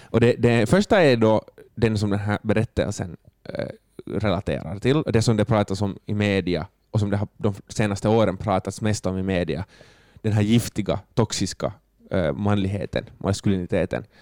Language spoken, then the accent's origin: Swedish; Finland; som finländare